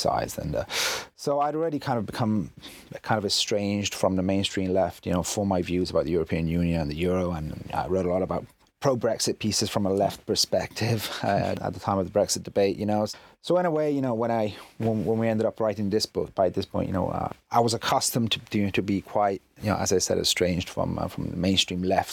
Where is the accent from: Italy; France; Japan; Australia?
Italy; I'm half English, half Italian, but I've lived in Italy all my life.